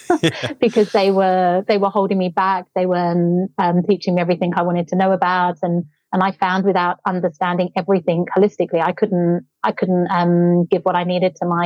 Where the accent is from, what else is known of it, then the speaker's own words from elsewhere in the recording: London, United Kingdom; moved away as an adult; now in Torquay, Australia; I'm from London originally